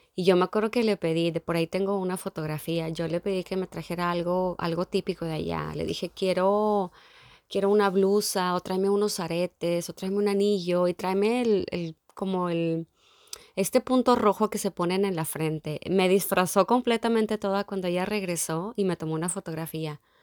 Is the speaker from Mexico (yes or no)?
yes; Mexico; moved away as an adult; also born or lived in Dublin; haber nacido en México